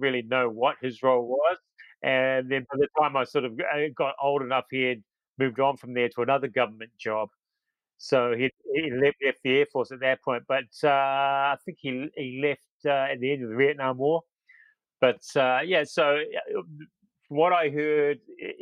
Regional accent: Auckland, New Zealand; born or raised there; moved away as an adult; also born or lived in Wellington, New Zealand; now in Ireland

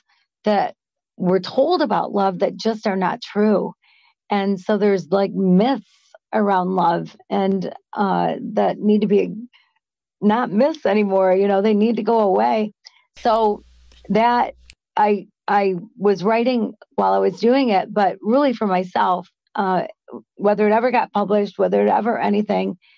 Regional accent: Michigan, United States; Michigan, my home town, my home state

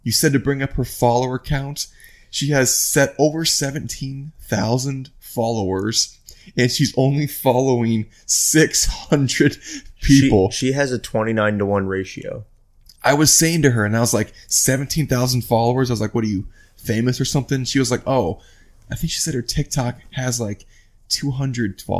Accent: Midwest, United States; I'm from the Midwest and I'm down here now.

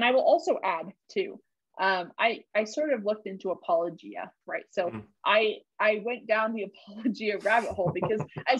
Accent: Boston, Massachusetts, United States; So I grew up in Boston, Massachusetts, and most of my friends were not super religious

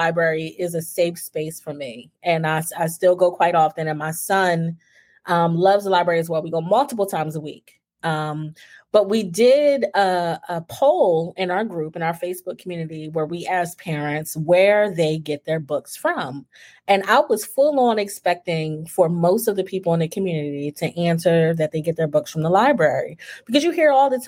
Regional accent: New Jersey, United States; now in Texas, United States; I'm originally from New Jersey. We're in Texas now.

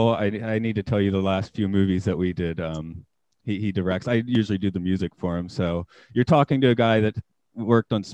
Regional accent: Atlanta, Georgia, United States; moved away as an adult; now in Nagano, Japan; I'm from Atlanta, Georgia.

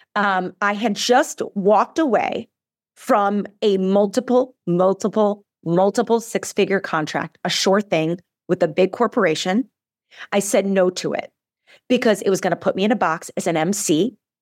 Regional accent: Midwest, United States; now in Arizona, United States; I am born and raised in the Midwest. I live in Arizona now, but I'm a Midwestern girl.

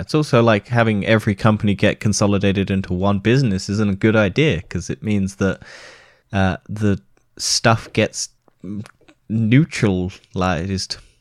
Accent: United Kingdom; we're British

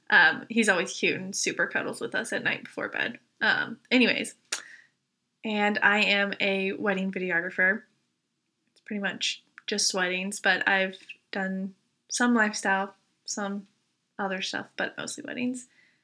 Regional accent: Virginia, United States; now in Aberdeen; as was said, and I'm from Virginia, I like to say.

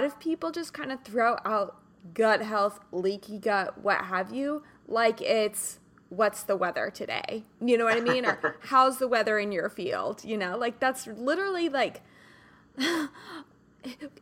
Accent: Kansas, United States; now in Southern California, United States; I'm from Kansas originally

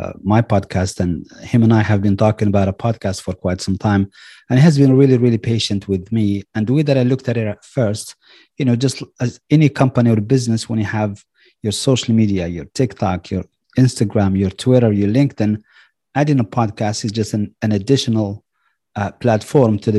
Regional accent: Marrakesh, Marrakesh-Safi, Morocco; moved away as an adult; now in Richmond, United States; I'm originally from Morocco. I was born and raised in the imperial city of Marrakesh. And I came to the US in 95

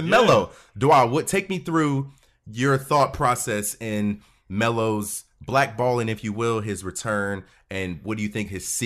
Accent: Cleveland, Ohio, United States; now in North Carolina, United States; I'm originally from Ohio. I'm originally from Cleveland, Ohio.

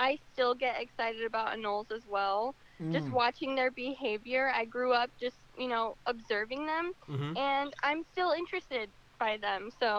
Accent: South Florida, United States; Well, I was born and raised in South Florida

